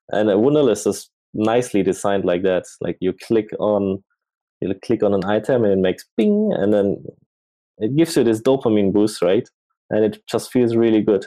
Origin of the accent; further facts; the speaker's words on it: Germany; moved away as an adult; also born or lived in Asia; I'm from Germany